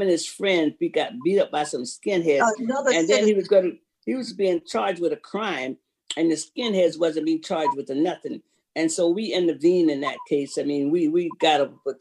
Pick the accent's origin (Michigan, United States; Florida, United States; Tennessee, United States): Florida, United States; now in Seattle, United States; that's my home state. So I'm from Florida.